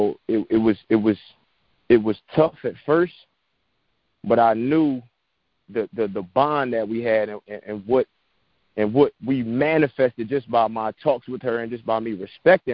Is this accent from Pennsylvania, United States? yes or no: yes; Philadelphia, Pennsylvania, United States; moved away; And I grew up inner city in Philadelphia, you know, Section 8 public housing